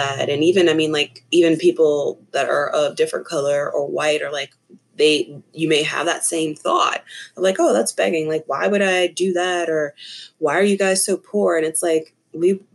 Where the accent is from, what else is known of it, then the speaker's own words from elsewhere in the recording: Tennessee, United States; moved away as an adult; now in Asheville, United States; I'm from, born and raised in Tennessee